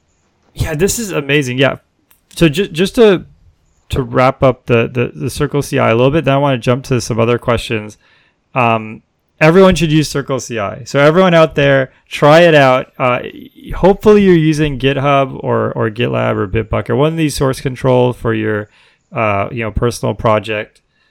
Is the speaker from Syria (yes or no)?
no; Toronto, Ontario, Canada; I'm also from Toronto, so I'm a big hockey fan.